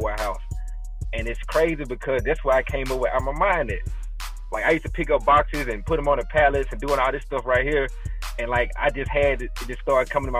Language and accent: English; Shreveport, Louisiana, United States; I was born and raised in Shreveport, Louisiana.